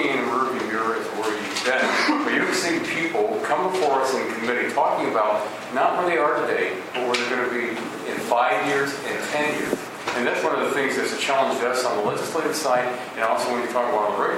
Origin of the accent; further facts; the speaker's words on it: Northwest Central Ohio, United States; I'm from Northwest Central Ohio.